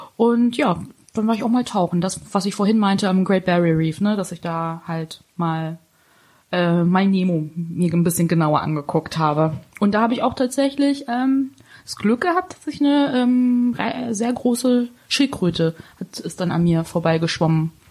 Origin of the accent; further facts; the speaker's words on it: Hanover, Lower Saxony, Germany; bei uns in Hannover